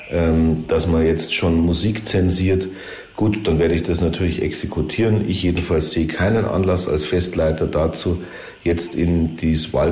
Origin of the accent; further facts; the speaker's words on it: Munich, Bavaria, Germany; wenn man als Münchner, als Wiesenbefürworter etwas mehr Gelassenheit in der Diskussion hat